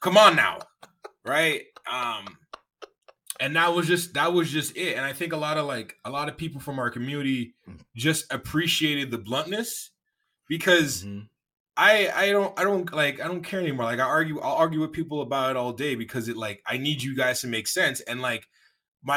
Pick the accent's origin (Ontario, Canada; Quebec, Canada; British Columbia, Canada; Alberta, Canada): Ontario, Canada; Toronto; I'm from Toronto